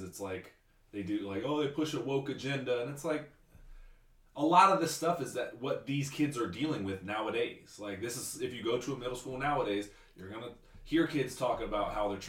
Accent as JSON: {"language": "English", "town": "Tallahassee", "region": "Florida", "country": "United States", "said": "I'm from Tallahassee"}